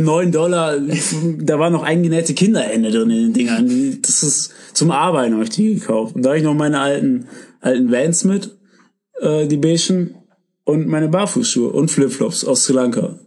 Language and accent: German; Germany; wir kommen hier aus Deutschland